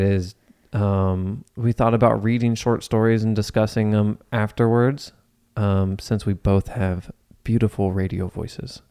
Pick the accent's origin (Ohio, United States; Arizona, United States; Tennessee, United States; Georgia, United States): Ohio, United States; Cincinnati; I was born and raised in Cincinnati.